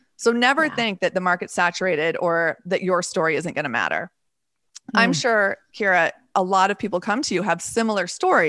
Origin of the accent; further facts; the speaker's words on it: Texas, United States; I've never met anybody from Idaho, which is not, that's kind of unusual considering I'm also partially from Texas.